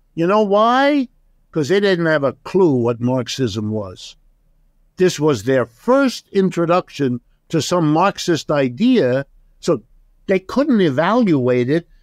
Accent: Ohio, United States; first language German; English is a second language; I was born in Ohio. I'm as American as apple pie

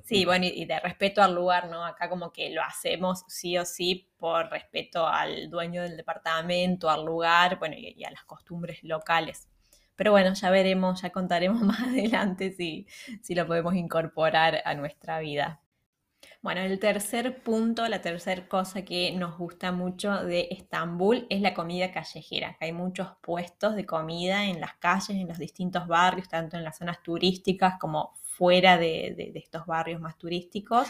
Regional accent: Argentina; moved away; en Argentina no estamos acostumbrados

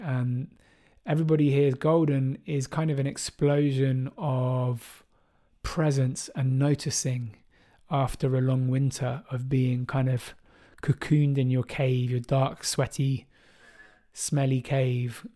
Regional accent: Bristol, South West England, United Kingdom; jungle and drum and bass music that I grew up with in Bristol

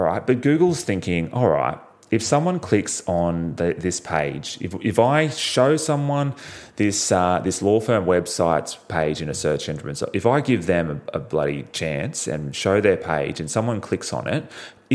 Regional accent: Australia; I'm from Australia.

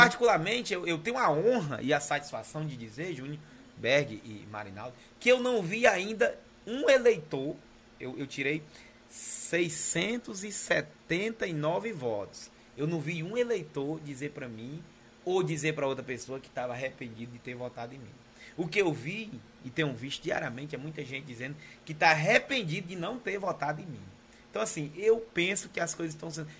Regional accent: Capistrano, Ceará, Brazil; sou de Capistrano, sou filho natural de Capistrano

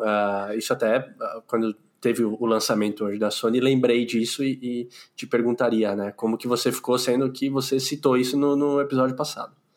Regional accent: São Paulo, Brazil; eu nasci na capital

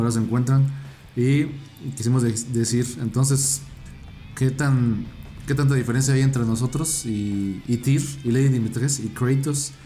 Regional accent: Mexico; somos mexicanos

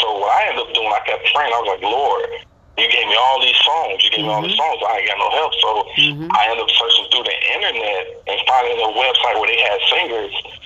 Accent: Chicago, Illinois, United States; I'm from Chicago

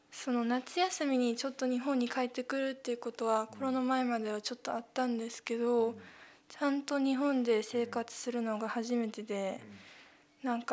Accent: Guangdong, China; also born or lived in Japan / Hong Kong; 日本で生まれたんですけど、生まれてすぐに中国に引っ越して、広東省で約6年間勉強してその後香港で7年間現地校で勉強してました

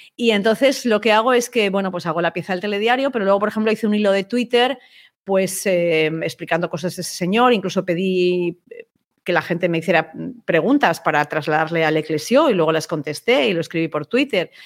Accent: Spain; yo soy periodista española

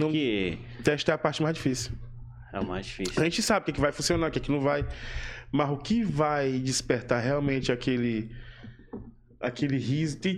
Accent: Northeast Region, Brazil; Por eu sou nordestino

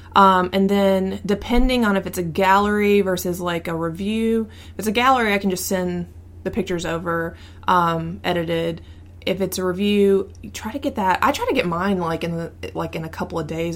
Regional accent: the South, United States; growing up in the South

